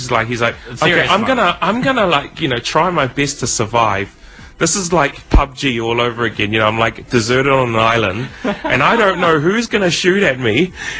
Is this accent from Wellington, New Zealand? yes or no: no; Auckland, New Zealand; I'm from Auckland.